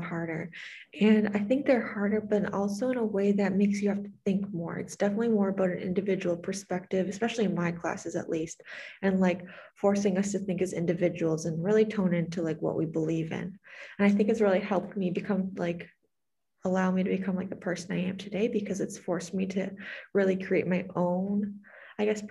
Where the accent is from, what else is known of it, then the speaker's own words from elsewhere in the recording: Canada; first language English; moved away as an adult; now in United States; my values as being Canadian